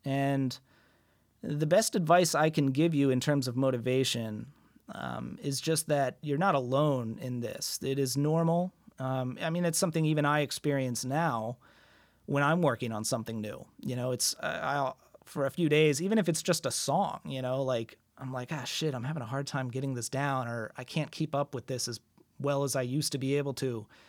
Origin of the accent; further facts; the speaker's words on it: United States; as an American abroad